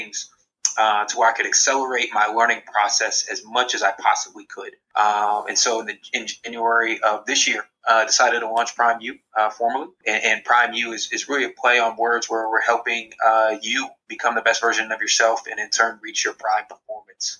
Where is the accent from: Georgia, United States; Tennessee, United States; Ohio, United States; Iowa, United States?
Ohio, United States; Columbus; originally from Columbus, Ohio. So was in my hometown